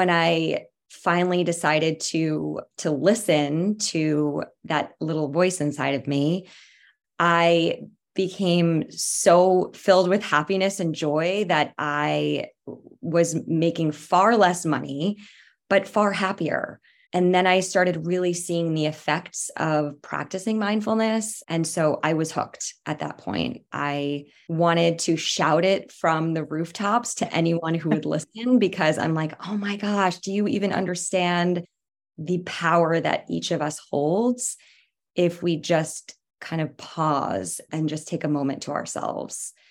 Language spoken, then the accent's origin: English; East Coast, United States; moved away as an adult; now in San Francisco Bay Area, United States; lived here in the Bay Area for about eight years. I grew up on the East Coast and I've completely fallen in love with living here.